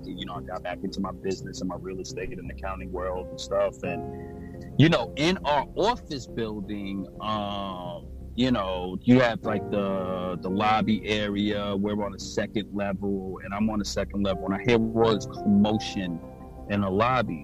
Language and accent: English; New York City, New York, United States; I'm from New York and Brooklyn